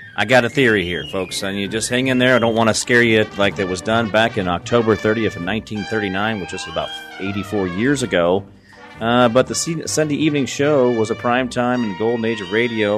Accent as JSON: {"language": "English", "country": "United States", "said": "as an American"}